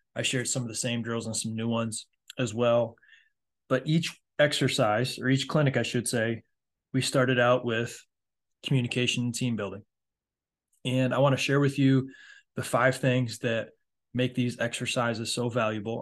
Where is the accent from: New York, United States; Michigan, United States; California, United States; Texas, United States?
Michigan, United States; now in Myrtle Beach, United States; my home state of Michigan